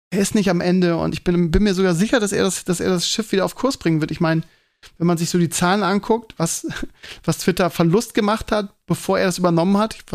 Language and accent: German; Bremen, Germany; now in Hamburg, Germany; aber ich vorher kenne ich als Bremer nicht den Begriff.